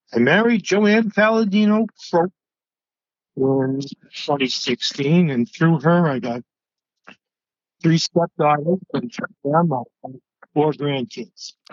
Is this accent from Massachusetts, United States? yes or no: yes; Georgetown, Massachusetts, United States; also born or lived in New England; That's Georgetown. That's my hometown